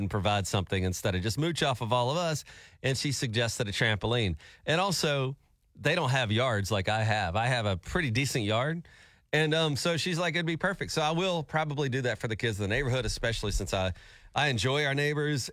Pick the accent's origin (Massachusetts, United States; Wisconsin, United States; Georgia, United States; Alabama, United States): Alabama, United States; moved away; I was from Alabama.